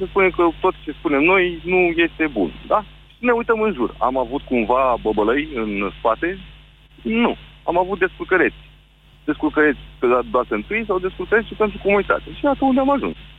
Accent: Galați, Galați County, Romania; accent: Moldavian; Sunt din Galați, ca să știți exact uh, de unde sunt

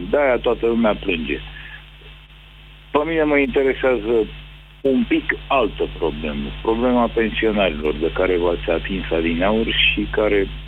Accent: Ukraine; da, ucrainien, cărețul.

